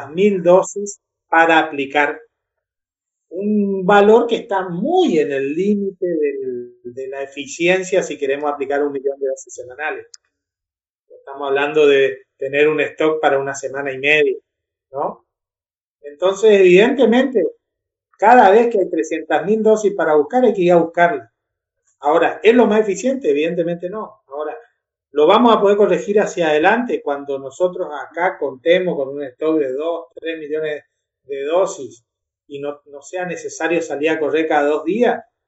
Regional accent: Argentina; somos argentinos

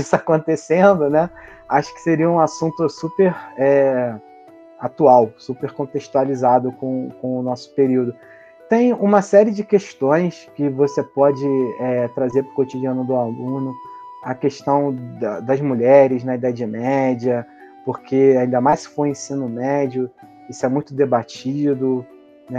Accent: Brazil; enquanto brasileiros

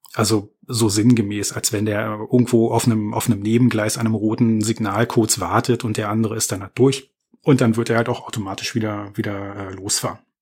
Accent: Berlin, Germany; ich bin gebürtiger Berliner

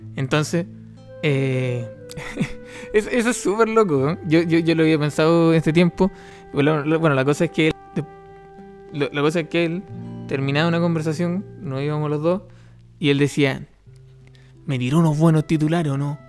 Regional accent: Los Ángeles, Biobío, Chile; Yo soy de Los Ángeles

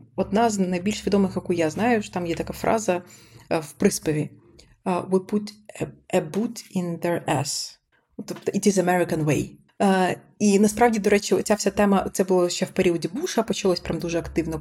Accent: Sumy Oblast, Ukraine; я з Сумщини

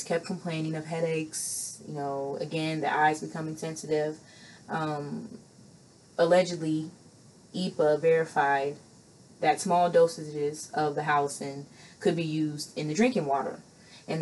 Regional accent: Midwest, United States; I'm from the Midwest

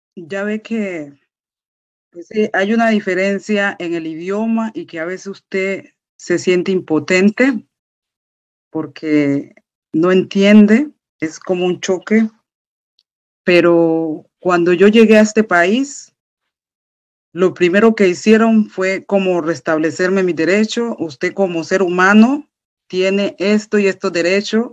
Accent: Colombia; moved away as an adult; also born or lived in Bogotá; now in Germany; mi país de origen, Colombia

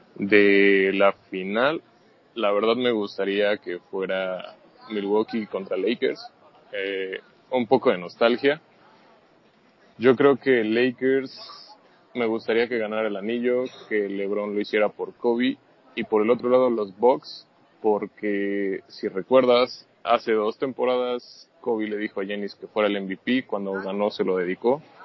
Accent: Mexico; Yo soy de acá de México

